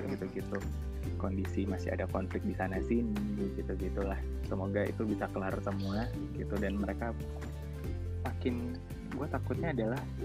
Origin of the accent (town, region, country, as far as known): Indonesia; now in Malaysia